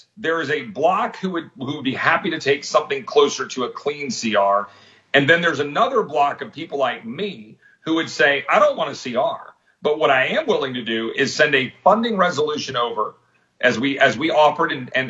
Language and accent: English; Texas, United States; I'm a Texan.